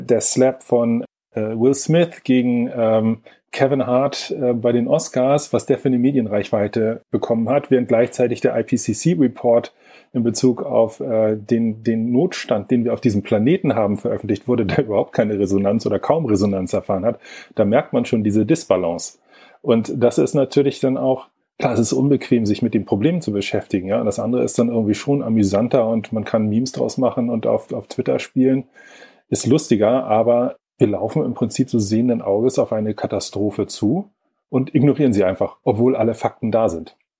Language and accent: German; Lübeck, Schleswig-Holstein, Germany; moved away; also born or lived in Braunschweig; ursprünglich komme ich aus Lübeck